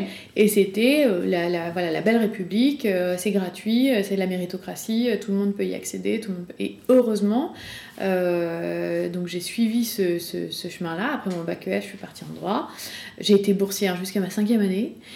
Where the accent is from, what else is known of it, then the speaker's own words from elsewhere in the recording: Rillieux-la-Pape, Auvergne-Rhône-Alpes, France; j'ai grandi à Rieux-la-Pape, en banlieue de Lyon